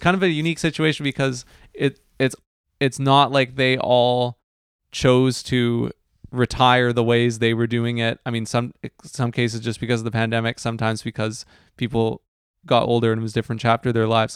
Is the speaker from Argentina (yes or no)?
no; New Westminster, British Columbia, Canada; when I was growing up in New West